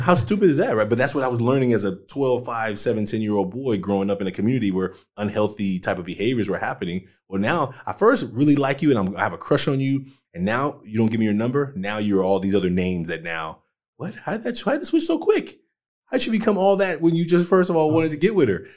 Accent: Oakland, California, United States; I grew up in Oakland

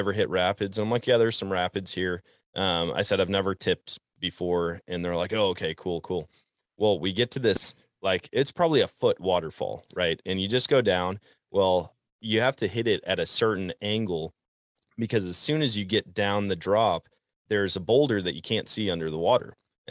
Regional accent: Wisconsin, United States; I'm a proud Wisconsin anyways. I'm not as proud as the Texans are, but I'm pretty proud of my home state.

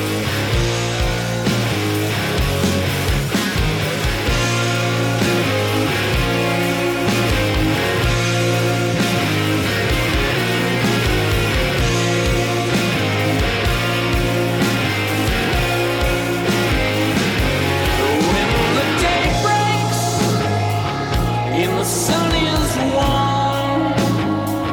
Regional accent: Alaska, United States; born or raised there; moved away as an adult; also born or lived in Portland, Oregon

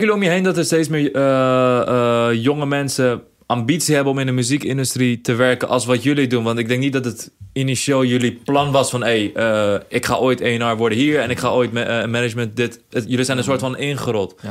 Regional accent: Rotterdam, South Holland, Netherlands; ik kom uit Rotterdam

